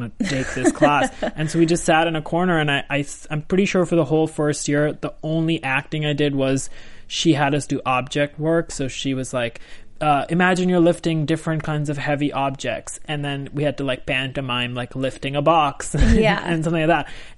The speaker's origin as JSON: {"language": "English", "town": "New Delhi", "region": "Delhi", "country": "India", "tie": "born or raised there", "moved": "as an adult", "lives_now": "United States", "said": "I was born in India, New Delhi. Shocking. Shocking. How did I survive? I lived there for 18 years."}